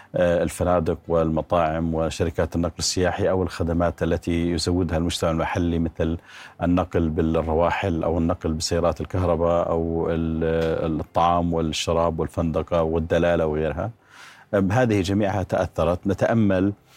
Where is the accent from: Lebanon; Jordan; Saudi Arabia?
Jordan; نؤمن كأردنيين